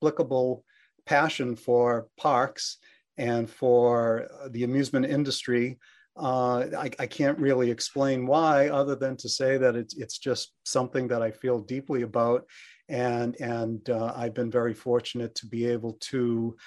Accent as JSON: {"language": "English", "town": "Boston", "region": "Massachusetts", "country": "United States", "tie": "born or raised there", "said": "I grew up in the Boston area"}